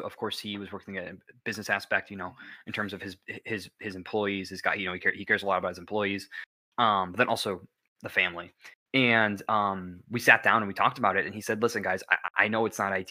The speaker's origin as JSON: {"language": "English", "region": "Illinois", "country": "United States", "said": "we're from Illinois"}